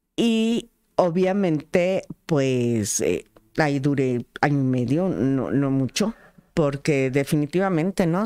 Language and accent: Spanish; Tlaxcala, Mexico; las tlaxcaltecas